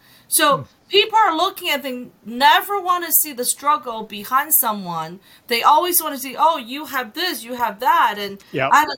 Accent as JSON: {"language": "English", "country": "China", "moved": "yes", "said": "I'm an immigrant, right? I came from China"}